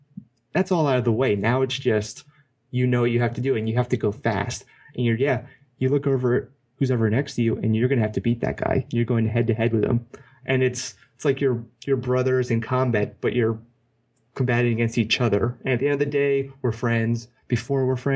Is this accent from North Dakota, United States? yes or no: no; Hawaii, United States; growing up as a kid, I grew up in Hawaii